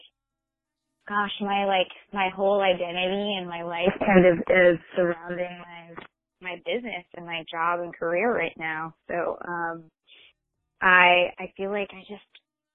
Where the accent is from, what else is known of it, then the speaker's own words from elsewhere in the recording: Michigan, United States; moved away; I'm originally from Michigan.